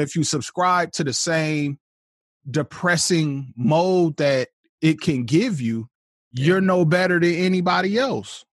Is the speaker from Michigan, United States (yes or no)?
yes; Flint, Michigan, United States; I was born in Flint, Michigan. Um, went to Flint Community Schools, south side of Flint